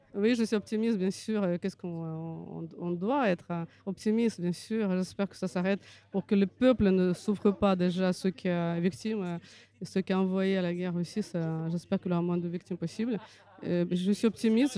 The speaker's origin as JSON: {"language": "French", "country": "Russia", "second_language": "French", "moved": "yes", "lives_now": "France", "said": "je suis française d'origine russe. Euh, je suis en France depuis 2000."}